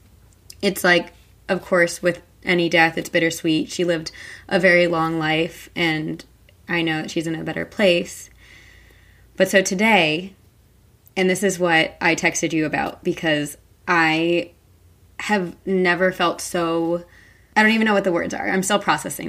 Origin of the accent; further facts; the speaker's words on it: New Jersey, United States; I'm from New Jersey.